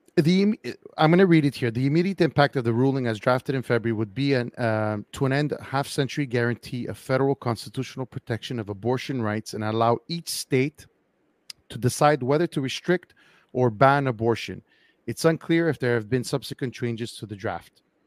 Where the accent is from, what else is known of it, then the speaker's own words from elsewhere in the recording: Quebec, Canada; we've voted already twice on, on a referendum whether or not Quebec wanted to secede from the rest of Canada